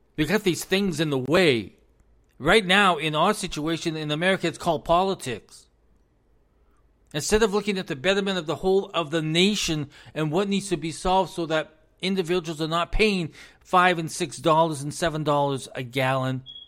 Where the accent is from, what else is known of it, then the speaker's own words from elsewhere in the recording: United States; As an American